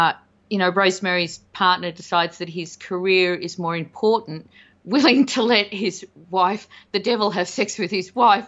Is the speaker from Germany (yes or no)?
no; Australia; And I'm Australian, I should be used to that.